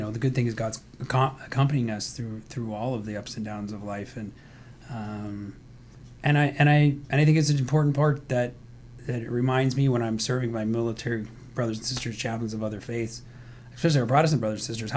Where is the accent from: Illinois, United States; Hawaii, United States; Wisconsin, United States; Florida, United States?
Hawaii, United States; I was born in Hawaii. Was adopted when I was 2